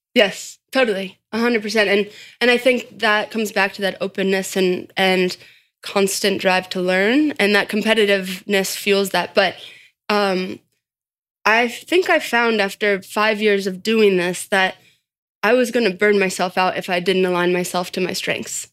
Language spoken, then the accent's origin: English; Boulder, Colorado, United States; I grew up in Boulder, Colorado